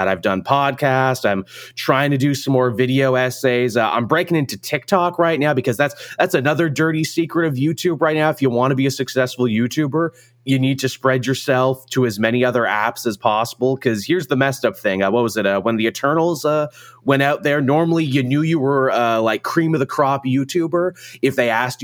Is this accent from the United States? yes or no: no; Canada; I'm Canadian, in case people didn't know, I'm from the Great White North